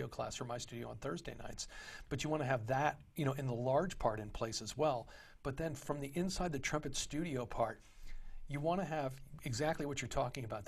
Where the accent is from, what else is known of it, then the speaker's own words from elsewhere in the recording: Texas, United States; moved away; I grew up in Texas